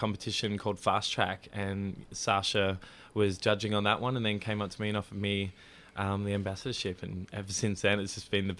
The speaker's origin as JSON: {"language": "English", "town": "Melbourne", "region": "Victoria", "country": "Australia", "tie": "born or raised there", "said": "Yes, eastern suburbs."}